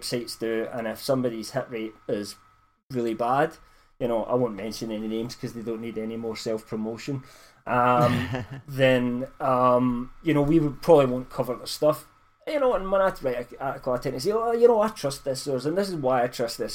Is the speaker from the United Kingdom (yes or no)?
yes; United Kingdom; I'm British